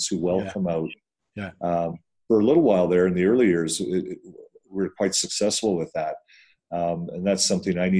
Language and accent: English; British Columbia, Canada; now in Calgary, Canada; I grew up on the West Coast